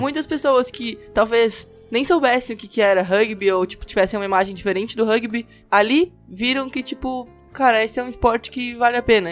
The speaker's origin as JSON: {"language": "Portuguese", "town": "Porto Alegre", "region": "Rio Grande do Sul", "country": "Brazil", "moved": "yes", "said": "eu não sou daqui, né? Eu sou do Rio Grande do Sul, moro, sou de Porto Alegre"}